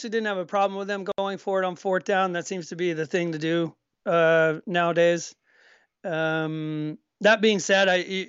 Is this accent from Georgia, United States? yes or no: yes; Georgia, United States; I grew up with these people, around these kind of people my whole life growing up in Georgia.